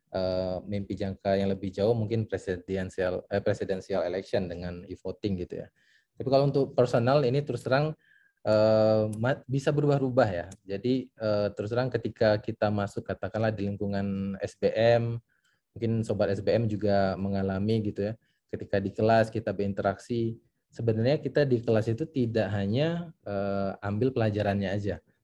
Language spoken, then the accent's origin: Indonesian; Palembang, South Sumatra, Indonesia; also born or lived in Aceh; now in Bandung, Indonesia; saya orang Aceh ya, cuma uh, besar di Palembang, tapi uh, sekarang tinggal di Bandung